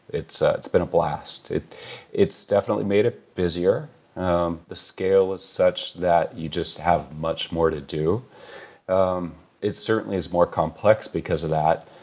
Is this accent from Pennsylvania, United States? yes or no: no; California, United States; Born and raised in California